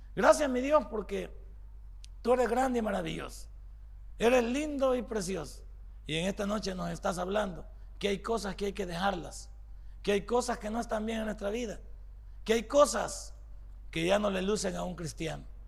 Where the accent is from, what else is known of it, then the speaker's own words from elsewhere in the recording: El Salvador; somos los salvadoreños